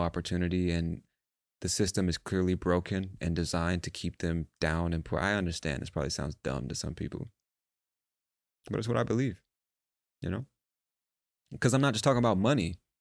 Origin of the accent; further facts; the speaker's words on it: United States; I'm American